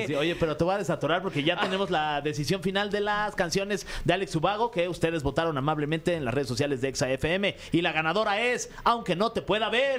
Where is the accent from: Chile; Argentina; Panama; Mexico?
Mexico; nosotros como mexicanos